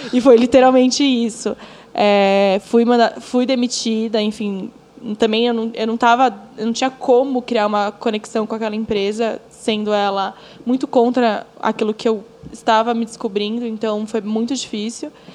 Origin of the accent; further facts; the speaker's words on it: São Paulo, Brazil; sou uma pessoa que nasci no Capão Redondo, periferia de São Paulo, filha de uma mãe que me criou praticamente sozinha